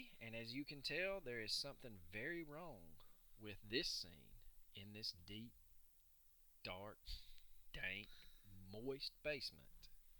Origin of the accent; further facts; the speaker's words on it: United States; plus we're American.